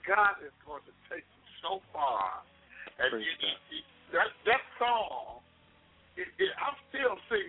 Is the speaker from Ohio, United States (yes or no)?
yes; Cleveland, Ohio, United States; also born or lived in Columbus, Ohio; I'm from Cleveland, Ohio